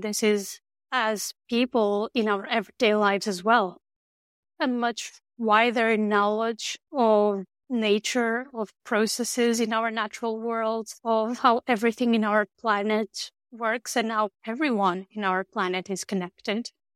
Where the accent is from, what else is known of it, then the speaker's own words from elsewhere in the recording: north of Porto, Norte, Portugal; moved away; I grew up in the north of Portugal